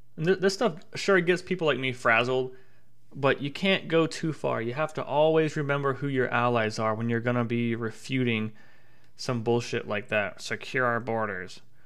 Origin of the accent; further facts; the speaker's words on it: Tennessee, United States; moved away as an adult; now in Savannah, United States; my home state of Tennessee